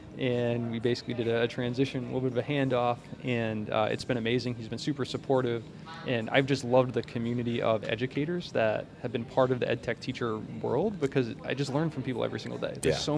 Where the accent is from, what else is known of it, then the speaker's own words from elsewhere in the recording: West Warwick, Rhode Island, United States; So West Warwick, Rhode Island. We're Wizards. I'm from Arctic Hill. So shout out to all the Rhode Island folks in West Warwick.